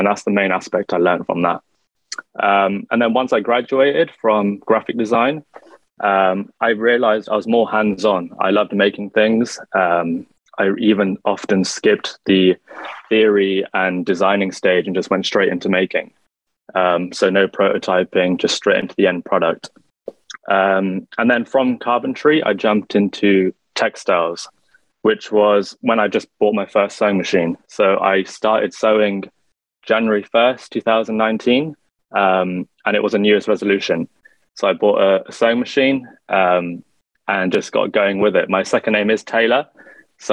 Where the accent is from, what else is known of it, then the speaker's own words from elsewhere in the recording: London, United Kingdom; I'm born and raised in London, UK